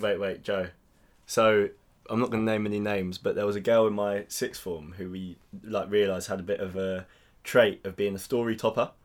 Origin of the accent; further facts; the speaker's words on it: England, United Kingdom; I'm, I'm English.